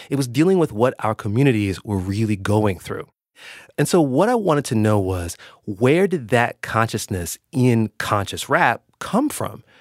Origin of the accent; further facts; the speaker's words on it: Indianapolis, Indiana, United States; I grew up in Indianapolis.